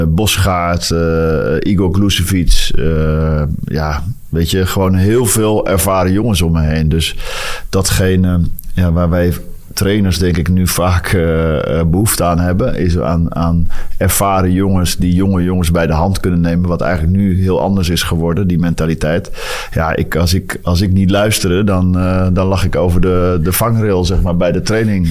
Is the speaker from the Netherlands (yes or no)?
yes; Netherlands; now in Antwerp, Belgium; als Nederlander